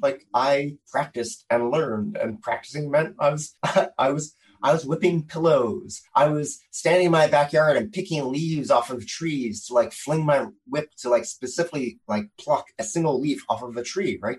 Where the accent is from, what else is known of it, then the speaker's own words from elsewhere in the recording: Philadelphia, Pennsylvania, United States; in Philadelphia when I was growing up